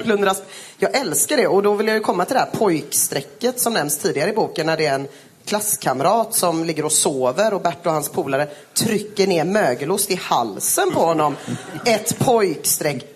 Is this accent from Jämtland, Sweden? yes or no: no; Gothenburg, Västra Götaland, Sweden; jag är från Göteborg